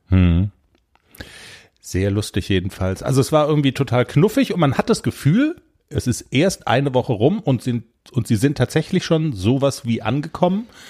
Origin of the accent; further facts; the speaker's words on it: Black Forest, Baden-Württemberg, Germany; bei uns im Schwarzwald